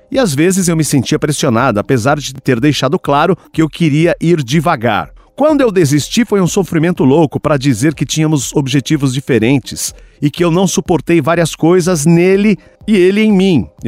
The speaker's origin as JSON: {"language": "Portuguese", "region": "Federal District", "country": "Brazil", "said": "sou do DF, 21 anos, um metro e meio, aquariana"}